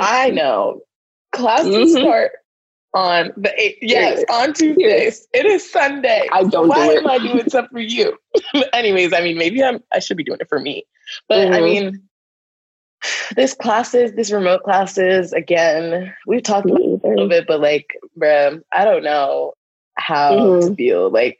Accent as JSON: {"language": "English", "region": "Northeast", "country": "United States", "said": "but I'm from the Northeast. Like if I drive 3 hours, I'm in a whole different state."}